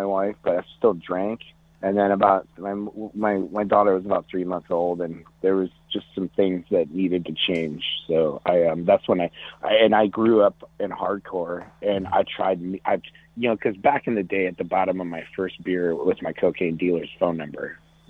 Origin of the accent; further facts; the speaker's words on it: Dell Rapids, South Dakota, United States; I grew up in South Dakota in a little farm town just north of the biggest city, which is Sioux Falls. So I grew up in a town called Del Rapids